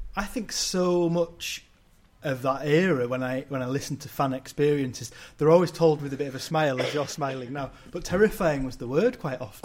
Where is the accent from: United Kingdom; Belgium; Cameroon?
United Kingdom; England; my early memories of Rangers growing up in England